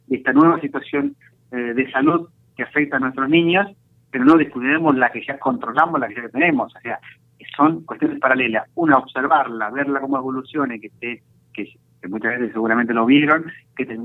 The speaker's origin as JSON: {"language": "Spanish", "country": "Argentina", "said": "nosotros como argentinos tenemos que estar orgullosos de la cantidad de prevención que se hace a través de la vacuna"}